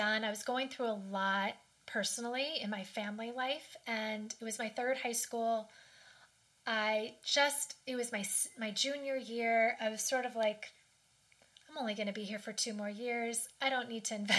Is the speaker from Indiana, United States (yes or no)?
no; Washington, District of Columbia, United States; I grew up in Washington, the D.C. area